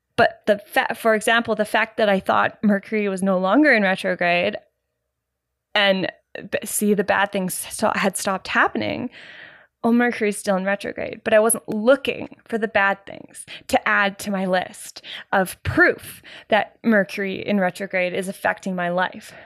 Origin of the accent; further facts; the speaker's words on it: Canada; I'm Canadian, Gen